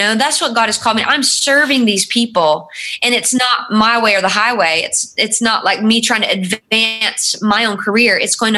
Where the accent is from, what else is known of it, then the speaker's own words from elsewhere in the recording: North Carolina, United States; moved away as an adult; also born or lived in Chicago; You know, he's from Chicago and I'm from North Carolina.